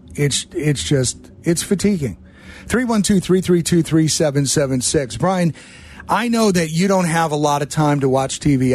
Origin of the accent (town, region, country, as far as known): Chicago, Illinois, United States; born or raised there